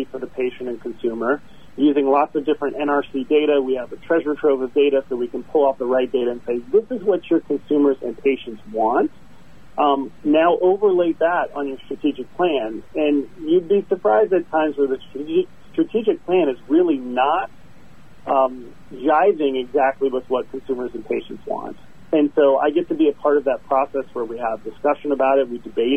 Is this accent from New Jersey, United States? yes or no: no; South Dakota, United States; I've always lived in the Midwest. I was born in the great state of South Dakota.